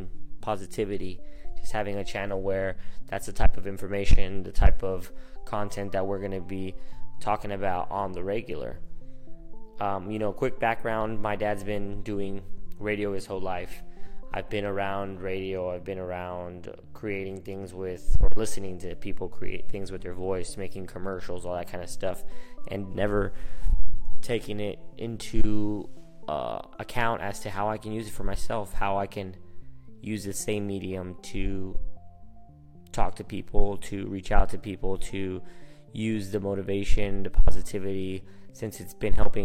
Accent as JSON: {"language": "English", "town": "Phoenix", "region": "Arizona", "country": "United States", "tie": "born or raised there", "first_language": "Spanish", "second_language": "English", "said": "I was born here and raised here in Phoenix, Arizona, but my first language is Spanish"}